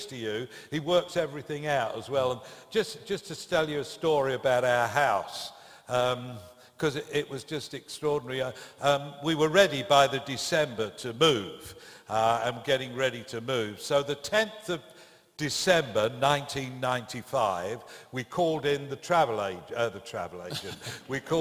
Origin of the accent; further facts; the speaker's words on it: Brentwood, East of England, United Kingdom; So they wouldn't have known Brentwood. So we said, well, London, because it's kind of 17 miles from London